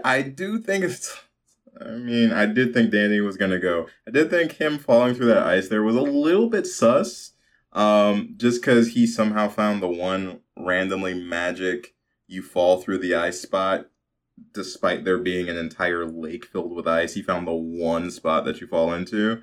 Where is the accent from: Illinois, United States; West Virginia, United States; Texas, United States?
Illinois, United States; Chicago; growing up in Chicago.